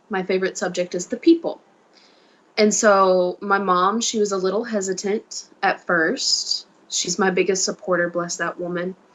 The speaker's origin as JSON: {"language": "English", "region": "Mississippi", "country": "United States", "tie": "born or raised there", "said": "me, little bitty Southern little me, that has no concept of a bigger outer world because I've never left my home state is going to China."}